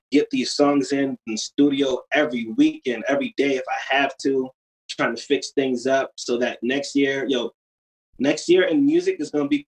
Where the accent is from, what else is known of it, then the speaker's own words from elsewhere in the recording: Utica, New York, United States; Yeah. Oh, uh, Utica, New York.